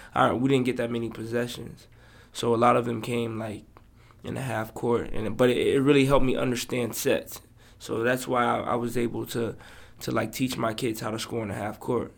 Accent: Florida, United States; also born or lived in Boston, Massachusetts; I'm from Florida

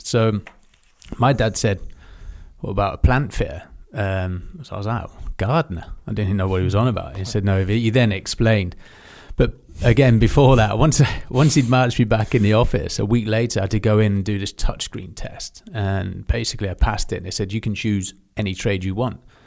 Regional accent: Aldershot, South East England, United Kingdom; growing up in Aldershot in these military schools

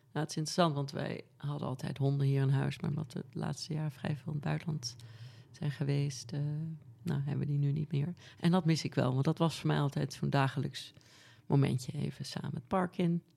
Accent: Amsterdam, North Holland, Netherlands; also born or lived in Norway / Noordwijk / Costa Rica; Ik ben op de Prinsgracht geboren aan het water

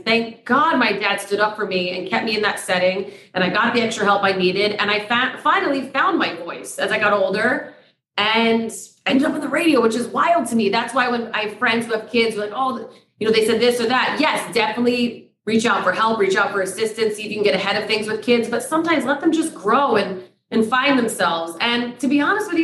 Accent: Poughkeepsie, New York, United States; I'm from Poughkeepsie.

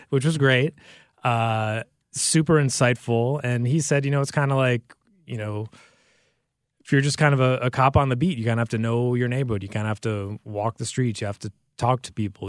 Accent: United States; moved away; I grew up in the New York, New Jersey area

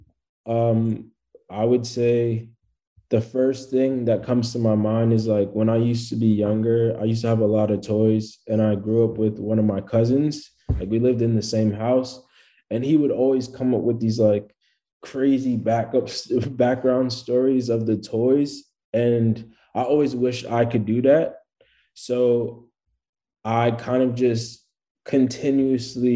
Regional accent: New York City, New York, United States; I'm a rapper from Brooklyn, New York

